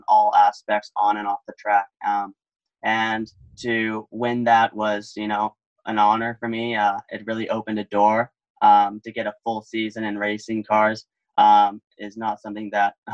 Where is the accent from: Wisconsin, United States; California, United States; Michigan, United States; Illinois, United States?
California, United States; Newport Beach; moved away as an adult; also born or lived in Singapore; now in Oxford, United Kingdom; I'm from California originally. That's where I grew up